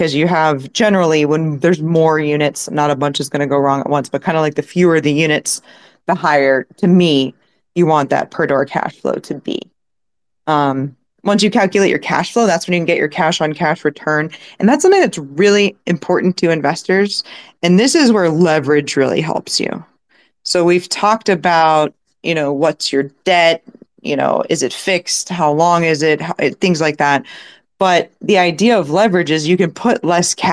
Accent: St. Petersburg, Florida, United States; I was born in St. Pete, Florida

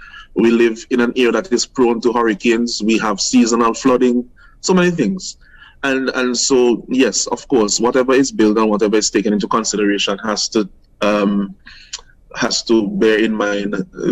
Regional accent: St. Vincent & Grenadines

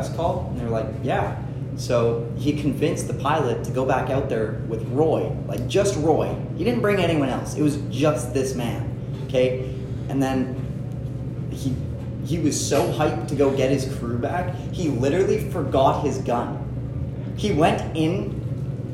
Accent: Canada; we're Canadian, not American

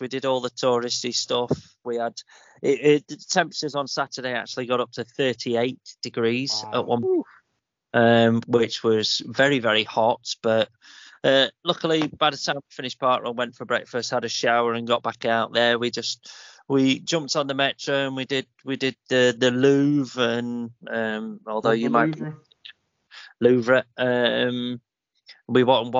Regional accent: England, United Kingdom; I'm English

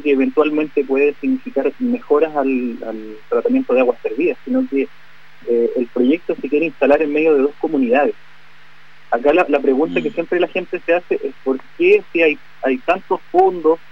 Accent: Gulumapu, Chile; nuestro territorio

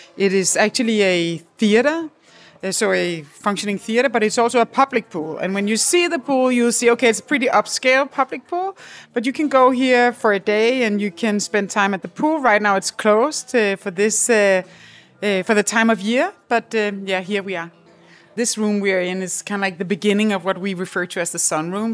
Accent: Copenhagen, Capital Region of Denmark, Denmark; We are quite fortunate when we come from the Nordic countries and from Denmark in particular, Copenhagen

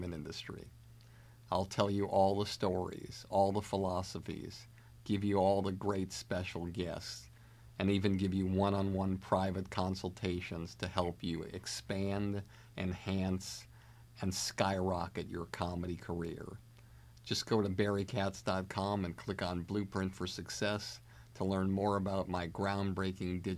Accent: Boston, Massachusetts, United States; I'm from Boston.

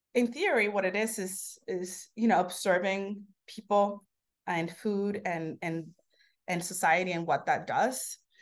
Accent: New York City, New York, United States; also born or lived in Santo Domingo, Dominican Republic; where I grew up here in Harlem. So when I came when I was ten years old, I moved to, um, the cusp of Harlem and, uh, Sugar Hill.

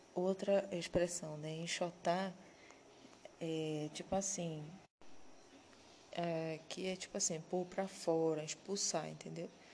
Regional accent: Pará, Brazil; a gente é paraense

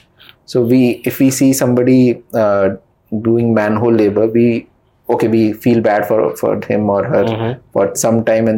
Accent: Ghazipur, Delhi, India; I'm from Ghazipur near Delhi.

